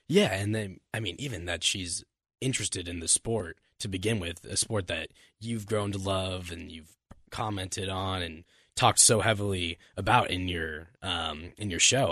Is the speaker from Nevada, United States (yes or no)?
yes; Las Vegas, Nevada, United States; growing up in Vegas, my dad went to U N R